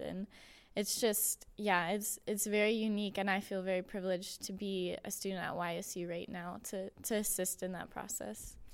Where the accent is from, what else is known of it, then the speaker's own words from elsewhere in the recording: Austintown, Ohio, United States; I am from the area. I'm from Austin Town, so it's about twenty minutes away